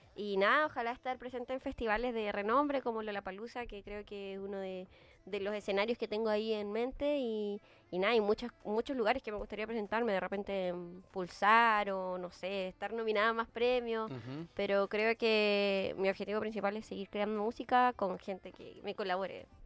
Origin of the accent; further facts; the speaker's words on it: Antofagasta, Chile; moved away as an adult; now in Santiago, Chile; Yo soy de Antofagasta